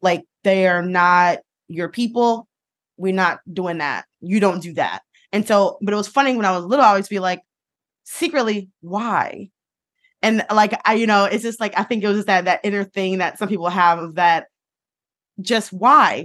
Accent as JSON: {"language": "English", "town": "Detroit", "region": "Michigan", "country": "United States", "tie": "born or raised there", "said": "growing up in Detroit"}